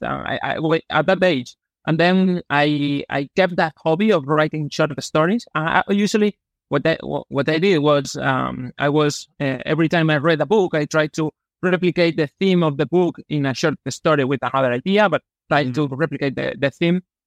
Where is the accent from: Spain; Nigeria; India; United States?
Spain; Malaga, Andalusia; English is a second language; I grew up here in Malaga. I actually I still live here in my hometown